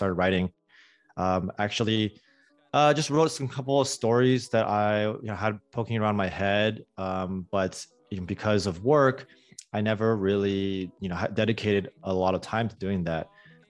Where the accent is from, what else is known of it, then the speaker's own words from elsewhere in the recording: California, United States; moved away as an adult; also born or lived in London / East Coast / Tokyo; I grew up in California, but I've spent some time in London, in the East Coast. Most recently, before California, I was in Tokyo.